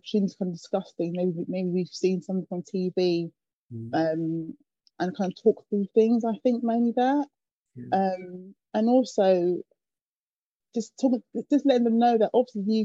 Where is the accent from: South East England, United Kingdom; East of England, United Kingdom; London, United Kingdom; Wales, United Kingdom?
London, United Kingdom; I grew up in Acton, West London